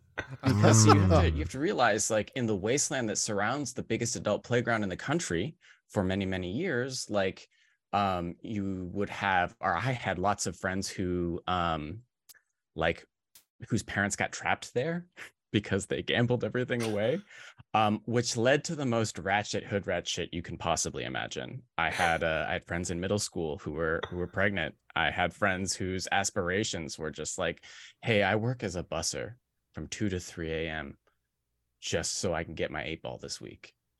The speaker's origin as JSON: {"language": "English", "region": "New Jersey", "country": "United States", "tie": "born there", "said": "I was born in New Jersey. It's super not the Alps."}